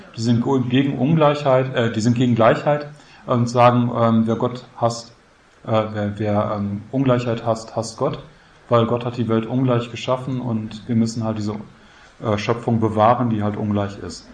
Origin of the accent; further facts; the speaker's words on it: Münster, North Rhine-Westphalia, Germany; Bei uns in Münster, ich komme aus Münster